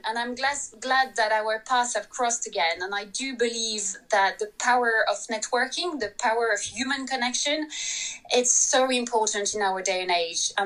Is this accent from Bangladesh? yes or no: no; France; English is a second language; moved away as an adult; now in London, United Kingdom; I'm very French